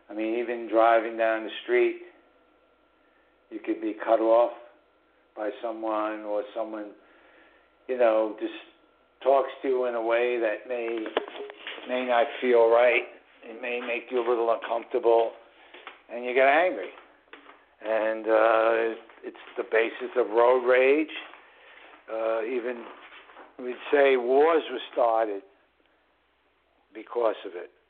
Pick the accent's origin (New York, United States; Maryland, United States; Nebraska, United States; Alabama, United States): New York, United States; New York City; also born or lived in Southern Hudson Valley, New York; which is the northern suburbs of New York City, which is my hometown.